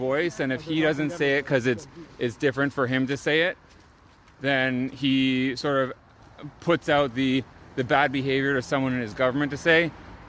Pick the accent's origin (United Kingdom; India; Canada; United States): Canada; as a Canadian